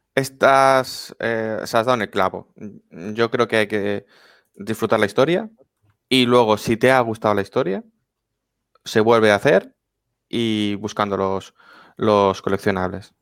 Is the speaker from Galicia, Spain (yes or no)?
no; Valencian Community, Spain; Los que somos valencianos